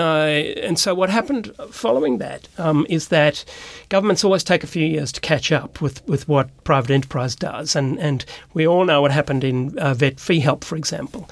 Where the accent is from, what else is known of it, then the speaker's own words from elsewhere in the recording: Cape Town, Western Cape, South Africa; moved away as an adult; also born or lived in Sydney, Australia; now in Australia; I grew up in South Africa, in Cape Town, beautiful place